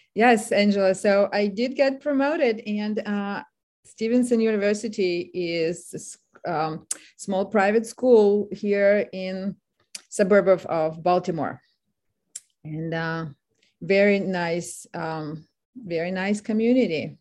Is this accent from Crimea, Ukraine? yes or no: no; Kharkiv, Kharkiv Oblast, Ukraine; English is a second language; moved away as an adult; now in United States; I'm from Kharkiv